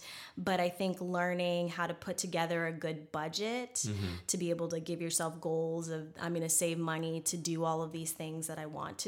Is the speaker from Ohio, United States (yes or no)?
no; Alaska, United States; I'm this chick from Alaska.